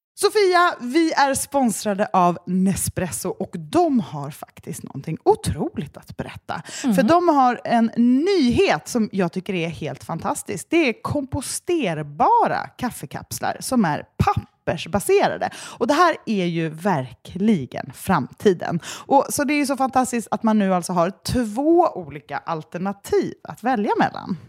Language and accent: Swedish; Gladekvarn, Sweden; Gladekvarn, mm. där jag är uppvuxen